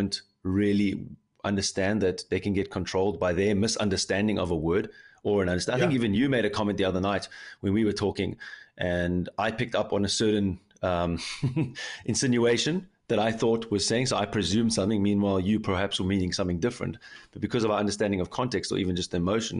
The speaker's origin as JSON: {"language": "English", "town": "Cape Town", "region": "Western Cape", "country": "South Africa", "moved": "yes", "lives_now": "Germany", "said": "a South African guy from Cape Town living in Germany"}